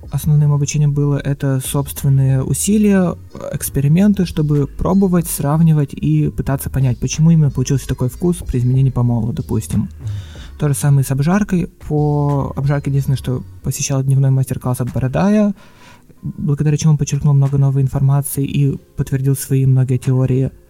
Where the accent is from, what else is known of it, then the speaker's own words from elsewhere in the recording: Kirov, Kirov Oblast, Russia; Да, я сам из Кирова.